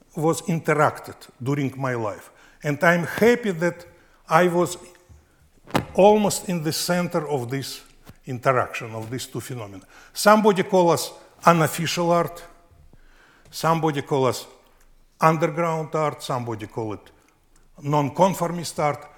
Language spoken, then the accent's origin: English; Russia; accent: New York accent; English is a second language; moved away as an adult; now in New York, United States; soviet russia of my childhood